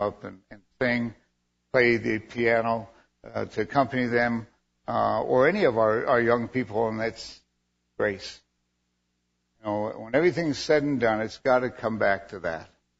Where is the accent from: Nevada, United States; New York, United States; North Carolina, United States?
Nevada, United States; Reno; also born or lived in Fallon, Nevada; I was born and raised in Reno